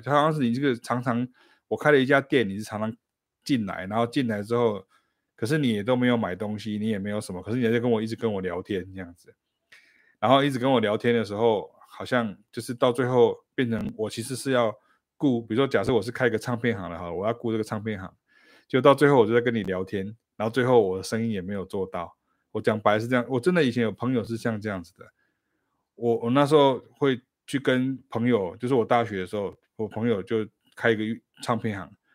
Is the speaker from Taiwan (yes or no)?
yes; Taichung, Taiwan; moved away; 我可以回台中我的老家